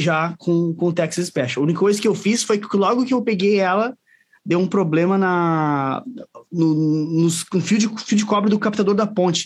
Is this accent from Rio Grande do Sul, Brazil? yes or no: yes; São Leopoldo, Rio Grande do Sul, Brazil; moved away as an adult; now in Caxias do Sul, Brazil; eu sou de São Leopoldo lá, mas vim para ah, Caxias faz quatro, quatro anos que eu tô para cá